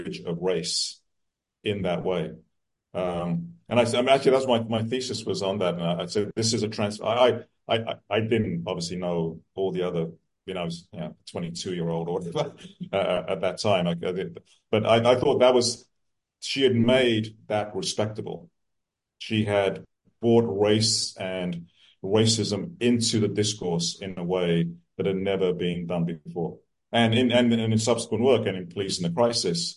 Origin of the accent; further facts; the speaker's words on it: England, United Kingdom; moved away as an adult; also born or lived in Kenya; now in United States; then we moved to England in 1962